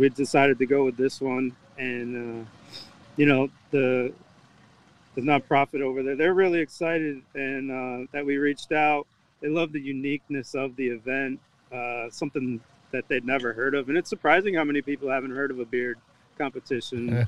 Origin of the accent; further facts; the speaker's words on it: Massachusetts, United States; now in Jacksonville, United States; I'm originally from Massachusetts